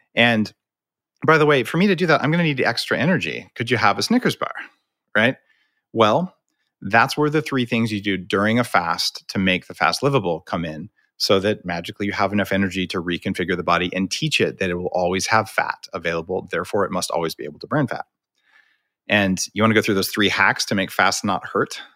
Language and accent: English; New Mexico, United States; I grew up in New Mexico eating green chili